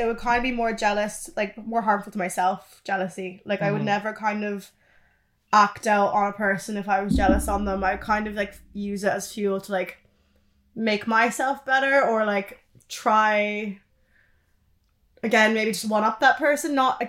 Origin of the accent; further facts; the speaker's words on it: Canada; moved away as an adult; Yeah, my accent's fucked.